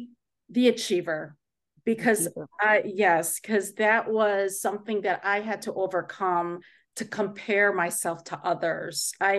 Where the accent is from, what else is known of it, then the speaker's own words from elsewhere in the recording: Philippines; And I say, because I am Asian, because I'm Filipino, sometimes I feel that people think differently